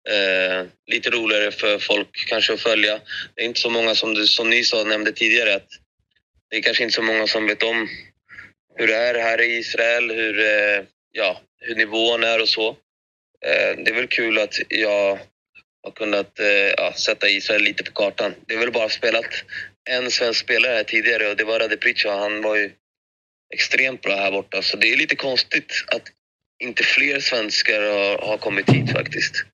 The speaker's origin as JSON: {"language": "Swedish", "country": "Greece", "lives_now": "Sweden", "said": "Och bara det var en boost för mig med tanke på att jag kom från Grekland också."}